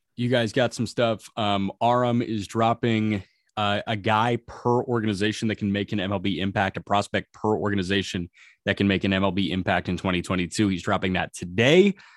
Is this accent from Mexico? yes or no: no; Chicago, Illinois, United States; speaking as a Chicagoan